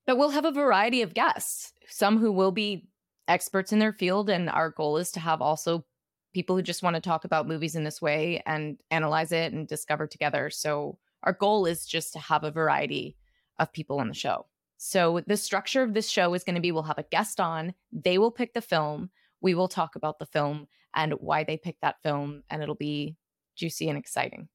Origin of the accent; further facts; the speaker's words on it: Brooklyn, New York, United States; also born or lived in Los Angeles; I'm from Brooklyn, New York